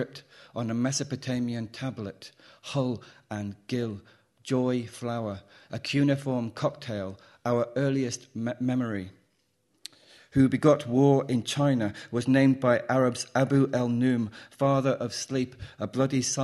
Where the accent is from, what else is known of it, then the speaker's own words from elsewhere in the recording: Midlands, United Kingdom; maybe it's a Midlands thing, but when I was young, us equally meant me